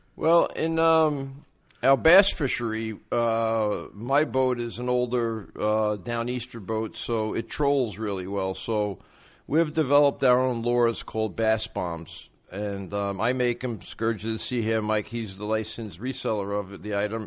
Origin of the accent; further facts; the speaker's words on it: New York City, New York, United States; I'm originally from Brooklyn, New York.